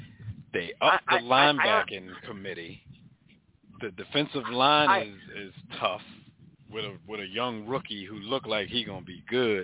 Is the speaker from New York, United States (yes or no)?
no; Philadelphia, Pennsylvania, United States; because I'm from Philly.